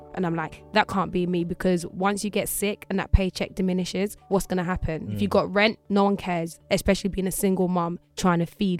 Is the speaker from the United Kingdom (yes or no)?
yes; London, United Kingdom; born there; also born or lived in Jamaica; No, I was born over here. So I was born in London. And then my mom shipped me and my brothers off one point in our lives. I think maybe around 7.